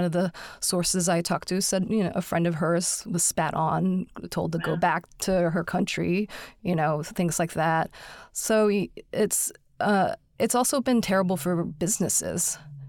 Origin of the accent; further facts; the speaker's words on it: Texas, United States; moved away as an adult; also born or lived in Houston / Bay Area; now in San Francisco Bay Area, United States; I grew up in Texas, actually. So I grew up going to Houston's Chinatown. And I didn't move to the Bay Area until about 20 years ago.